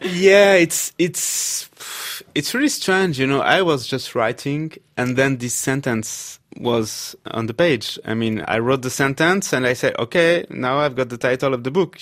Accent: Paris, Île-de-France, France; I had been growing up in Paris in a very leftist environment.

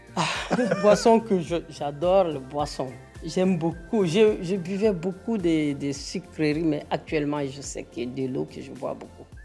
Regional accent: Mali; Je suis malienne.

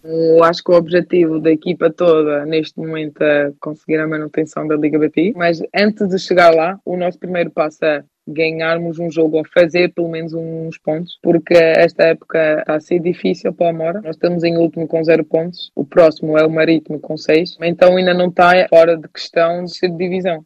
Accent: Hamburg, Germany; moved away; Eu nasci na Alemanha, mas eu sou portuguesa.

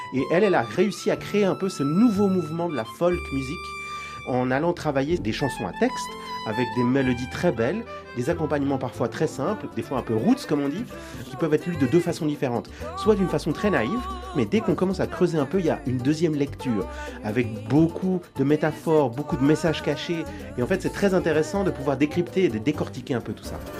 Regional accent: Geneva, Switzerland; je suis né en Suisse, à Genève, de parents chiliens

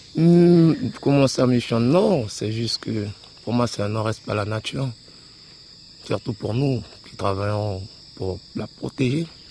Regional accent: Macouria, French Guiana; now in Saül, French Guiana; Mes parents sont d'ici, moi je suis de Macoria

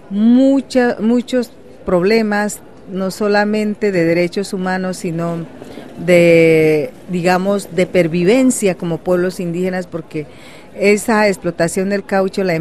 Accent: Amazon region, Colombia; yo soy indígena huitoto de la Amazonía colombiana.

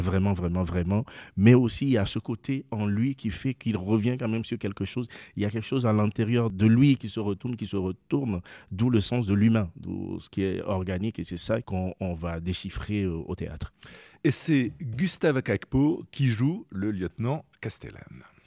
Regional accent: Lomé, Maritime, Togo; moi j'habite, je suis né à Lomé, sur la côte

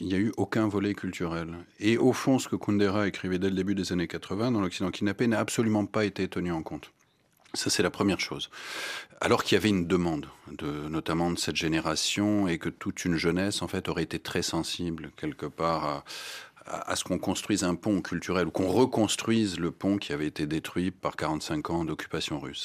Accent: Strasbourg, Grand Est, France; also born or lived in Berlin, Germany / England / Belgium; now in Rome, Italy; je, suis né, j'ai grandi à Strasbourg

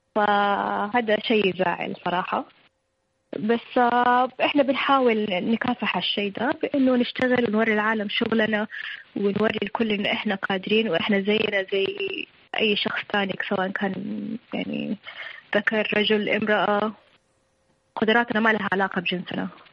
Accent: Saudi Arabia; عندنا في السعوديه

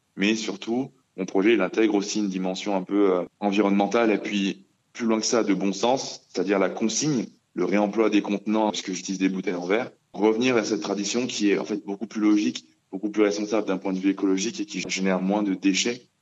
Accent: Grenoble, Auvergne-Rhône-Alpes, France; also born or lived in Benin; Je suis basé à Grenoble, euh, là où j'ai grandi depuis euh, mon plus jeune âge, mais euh, je suis né au Bénin

